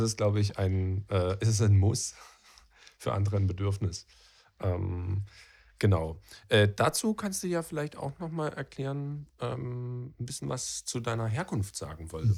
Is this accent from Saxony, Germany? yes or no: yes; Freital, Saxony, Germany; also born or lived in Dresden; ich bin zwar in Dresden geboren, aber in Freital aufgewachsen